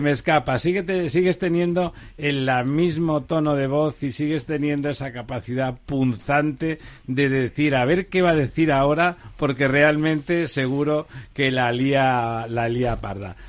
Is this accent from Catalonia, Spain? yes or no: yes; Barcelona, Catalonia, Spain; now in Madrid, Spain; yo soy de Barcelona, estoy en Madrid por, por muchos motivos, incluidos porque no me llevo bien con los tontos de mi pueblo